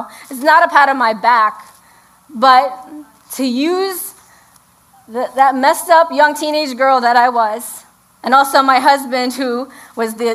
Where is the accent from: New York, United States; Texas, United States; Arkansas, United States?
New York, United States; New York City; now in Hudson Valley, United States; We grew up in the Bronx